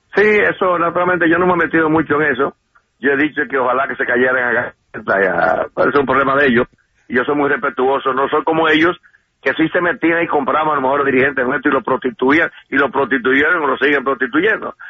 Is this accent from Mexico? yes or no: no; Dominican Republic; mi país